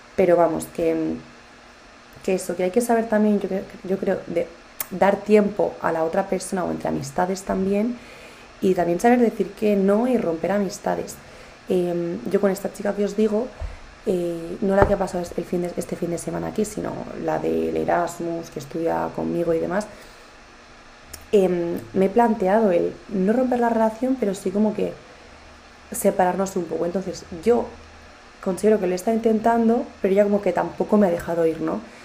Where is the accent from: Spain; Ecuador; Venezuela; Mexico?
Spain; yo me siento muy española, eh, adoro mi país